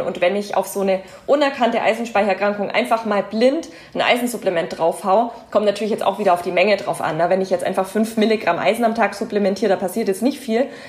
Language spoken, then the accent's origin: German; Germany; bei uns in Deutschland